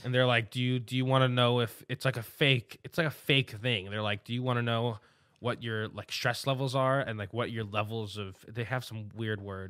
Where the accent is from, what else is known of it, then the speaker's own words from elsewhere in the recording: New York City, New York, United States; I'm a New Yorker